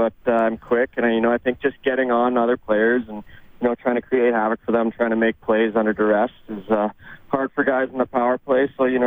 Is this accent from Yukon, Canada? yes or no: no; Saskatchewan, Canada; moved away; also born or lived in Minnesota; I grew up in Saskatchewan